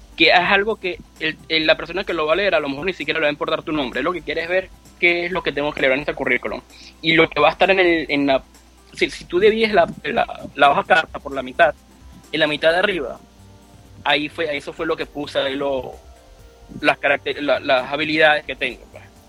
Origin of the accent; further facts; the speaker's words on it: Venezuela; moved away as an adult; now in United States; como venezolano